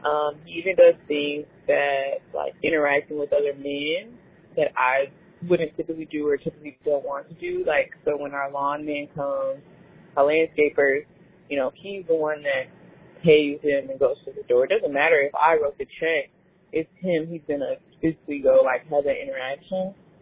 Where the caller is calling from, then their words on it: Atlanta, Georgia, United States; I'm calling from Atlanta.